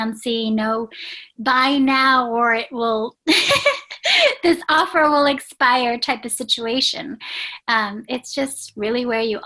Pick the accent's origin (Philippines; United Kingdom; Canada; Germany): Philippines; my heritage is, I was born in the Philippines